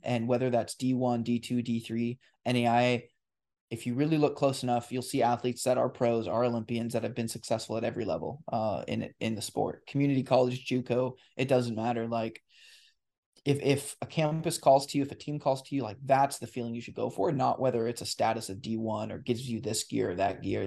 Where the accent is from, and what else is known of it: La Grande, Oregon, United States; born or raised there